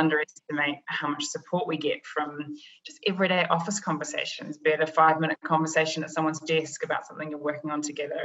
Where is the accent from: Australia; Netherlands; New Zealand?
New Zealand; moved away as an adult; also born or lived in London; now in New York, United States; I'm originally from New Zealand